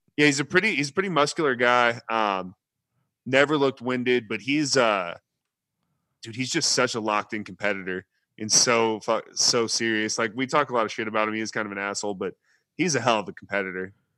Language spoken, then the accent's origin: English; Texas, United States; I'm from Texas